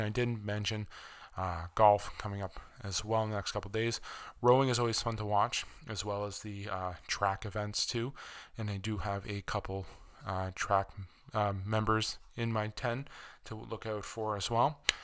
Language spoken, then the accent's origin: English; Canada; as a Canadian